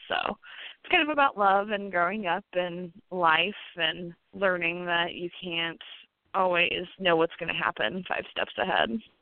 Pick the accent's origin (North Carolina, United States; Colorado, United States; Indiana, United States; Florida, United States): Indiana, United States; New Harmony; also born or lived in St. Louis, Missouri; now in Evansville, United States; I am from Posey County originally